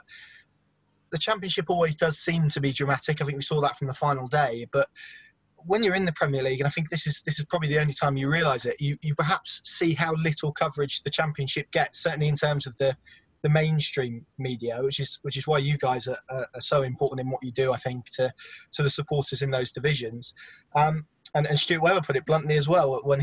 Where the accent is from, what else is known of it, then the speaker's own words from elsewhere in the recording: Norfolk, East of England, United Kingdom; accent: twinge of Norfolk; I have sort of a twinge of Norfolk